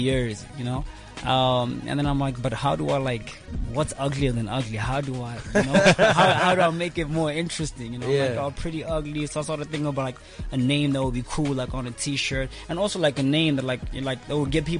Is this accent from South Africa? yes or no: yes; Soweto, Gauteng, South Africa; also born or lived in Angola; now in Kempton Park, South Africa; I grew up here. Grew up in Soweto